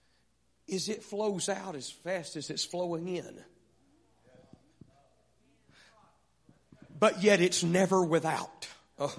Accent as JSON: {"language": "English", "town": "Vidor", "region": "Texas", "country": "United States", "tie": "born or raised there", "said": "I grew up in Vidor, Texas."}